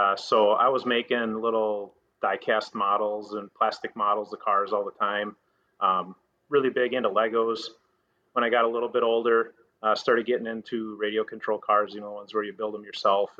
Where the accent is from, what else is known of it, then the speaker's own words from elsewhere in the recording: Bloomington, Minnesota, United States; also born or lived in Woodbury, Minnesota; now in Wisconsin, United States; I grew up in Minnesota, a couple suburbs of the Twin Cities, Bloomington at first and then Woodbury a little bit later, but right around Minneapolis-St. Paul area